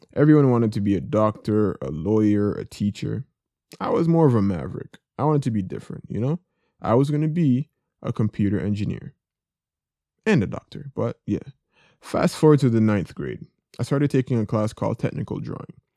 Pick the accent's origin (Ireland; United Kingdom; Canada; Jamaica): Jamaica; I grew up in Jamaica.